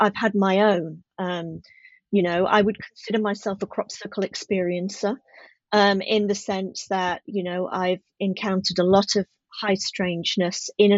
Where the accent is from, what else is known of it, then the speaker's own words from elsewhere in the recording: just outside of Sheffield, Yorkshire and the Humber, United Kingdom; also born or lived in Midlands / Leicestershire; now in South of England, United Kingdom; I grew up just outside of Sheffield